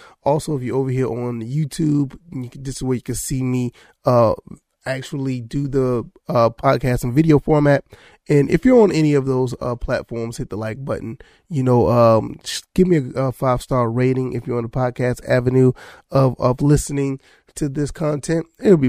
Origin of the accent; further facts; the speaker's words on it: Savannah, Georgia, United States; I grew up in South Georgia, well, Savannah, Georgia, and I've always been a fan of Georgia Southern.